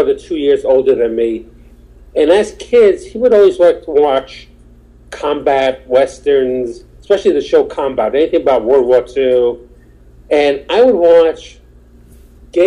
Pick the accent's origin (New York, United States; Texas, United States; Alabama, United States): New York, United States; New York City; also born or lived in Queens, New York; I was born in Brooklyn. At my age, I'm 62